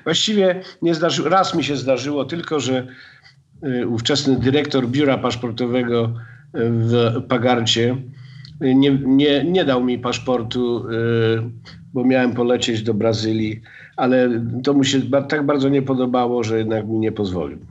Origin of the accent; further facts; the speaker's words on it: Gliwice, Silesian Voivodeship, Poland; ja jestem z Gliwic. E, e, I wychowałem się w zupełnie innej tradycji